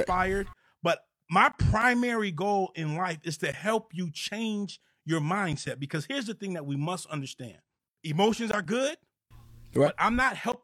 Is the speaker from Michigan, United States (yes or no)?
yes; Monroe, Michigan, United States; now in Atlanta, United States; I'm originally from Monroe, Michigan